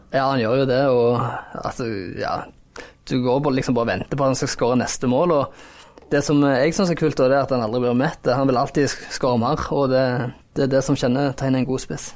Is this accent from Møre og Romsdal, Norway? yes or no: no; Jæren, Rogaland, Norway; Jeg er jo jærbu sjøl